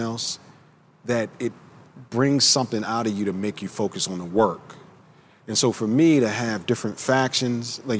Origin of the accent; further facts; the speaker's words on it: Baltimore, Maryland, United States; I grew up in Baltimore, Maryland.